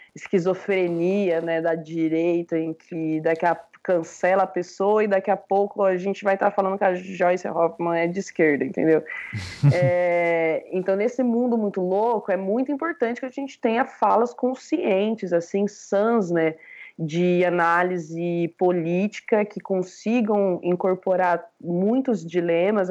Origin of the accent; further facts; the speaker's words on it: Londrina, Paraná, Brazil; eu sou de Londrina